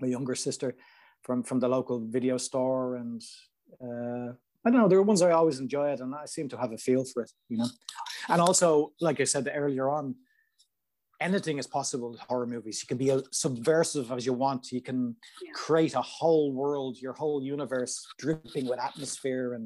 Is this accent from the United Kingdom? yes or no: no; Ireland; in Ireland, where I'm from, everything's really small